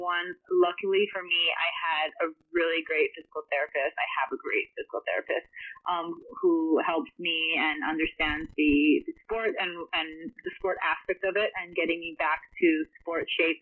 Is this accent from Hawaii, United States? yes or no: yes; Honolulu, Hawaii, United States; I started at the age of 5 growing up in Honolulu, Hawaii